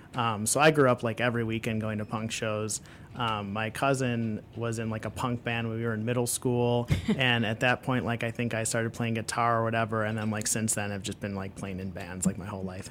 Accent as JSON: {"language": "English", "town": "Chicago", "region": "Illinois", "country": "United States", "tie": "born or raised there", "said": "I'm from Chicago. Yep, born and raised"}